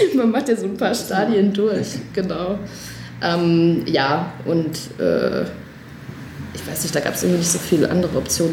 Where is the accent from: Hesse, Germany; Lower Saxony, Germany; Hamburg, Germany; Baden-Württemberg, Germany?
Hesse, Germany; Odenwald; moved away as an adult; also born or lived in Buchklingen; now in Berlin, Germany; ich komme halt aus dem Odenwald, alles sehr bodenständig